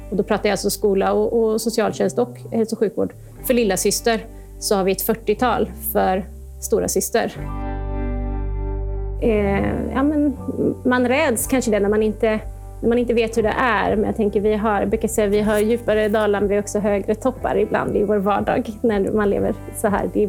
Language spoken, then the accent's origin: Swedish; Gothenburg, Västra Götaland, Sweden; i Göteborg. Där finns mm. jag allt som oftast, eller i alla fall nu i dessa tider. Ja, så så är det så. Det är min hemort.